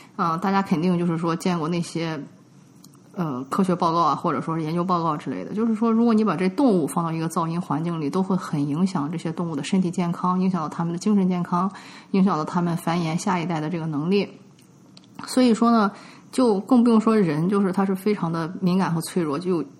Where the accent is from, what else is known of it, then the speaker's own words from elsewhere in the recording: China; now in United States; 我们中国人就会知道说这个大门一打开不能对着楼梯